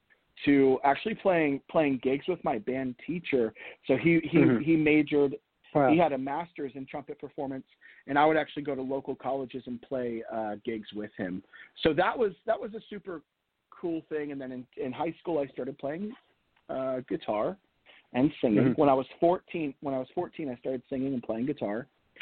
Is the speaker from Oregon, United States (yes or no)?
no; Virginia, United States; also born or lived in Pennsylvania / Florida; I was born in Pennsylvania, raised for the first small part of my life in Florida, kind of settled our roots in Virginia, and then I moved to Tennessee for college.